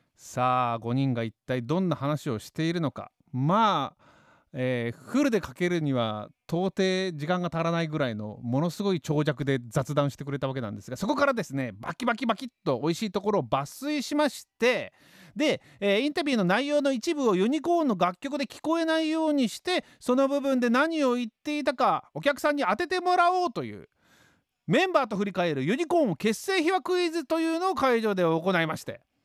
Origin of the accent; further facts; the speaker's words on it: Hiroshima, Japan; 広島生まれ広島育ち